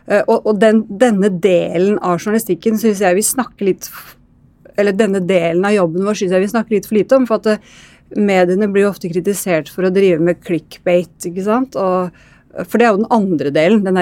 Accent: Østfold, Norway; jeg drar ofte til Rakkestad, ikke egentlig sånn der jeg er fra, da, i Indre Østfold.

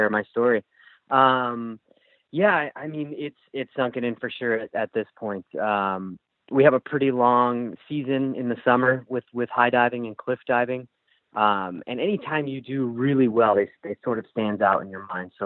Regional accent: Ewing, New Jersey, United States; I grew up in Ewing, New Jersey, on the east coast of the U.S.

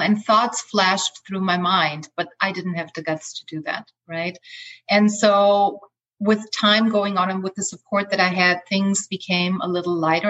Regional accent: Austria; English is a second language; also born or lived in Los Angeles, United States; now in Playa del Carmen, Mexico; I grew up in Austria in a small village with 9,000 people

